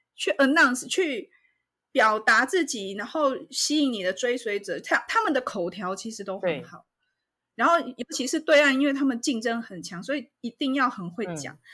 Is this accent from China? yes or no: no; Taiwan; 那像我们台湾人